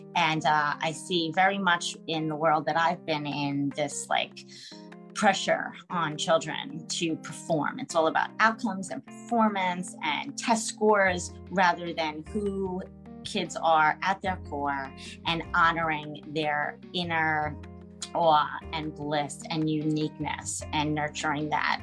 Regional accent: United States; from the United States, living in New York

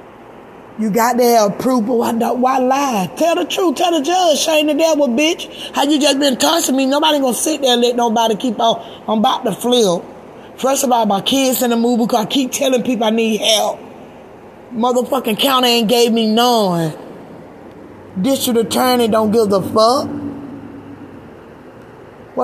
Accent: Georgia, United States; moved away; I'm from Georgia

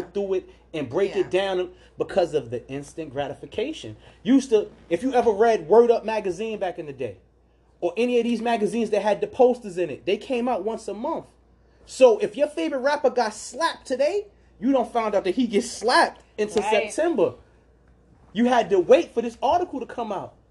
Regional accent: New York City, New York, United States; where I grew up at in New York, it was a movie theater called Cross Bay

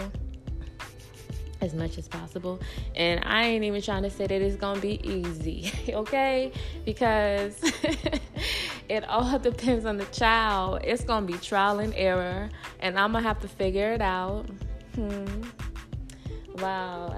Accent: California, United States; moved away as an adult; I'm from California

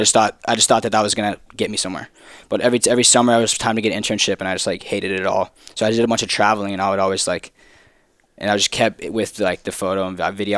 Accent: Texas, United States; I'm from Texas.

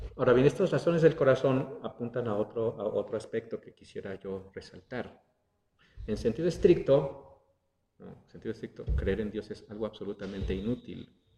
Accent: Mexico; somos eh, como, como, mexicanos, nacimos en el contexto de una cultura católica

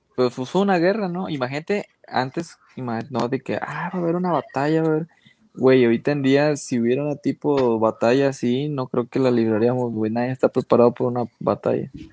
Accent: Mexico

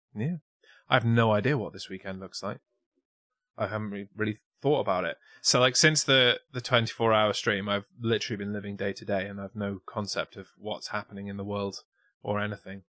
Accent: England, United Kingdom; to us as English

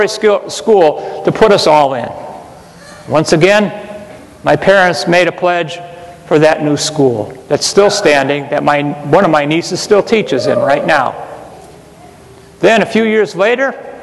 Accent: Parma, Ohio, United States; When I was growing up, I'm from St. Charles Parish in Parma, Ohio

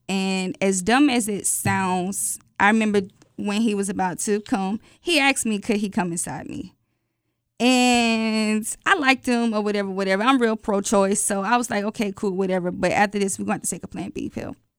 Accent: Atlanta, Georgia, United States; I'm from Atlanta

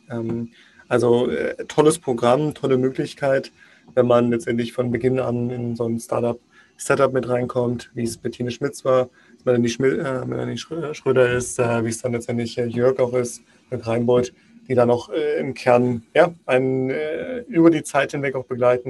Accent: Magdeburg, Saxony-Anhalt, Germany; ich komme gebürtig aus Magdeburg.

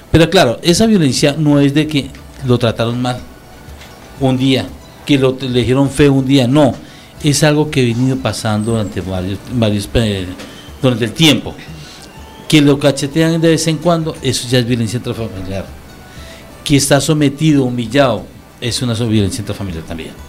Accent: Colombia; Hasta para eso somos colombianos.

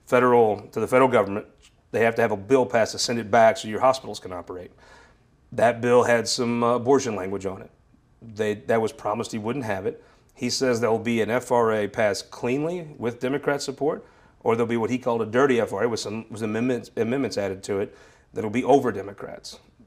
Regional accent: Missouri, United States; I was raised in the Boot Hill, a very fortunate family.

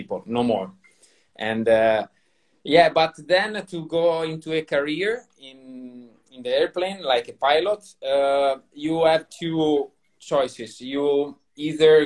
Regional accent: Forlì, Emilia-Romagna, Italy; English is a second language; Forlì, my hometown

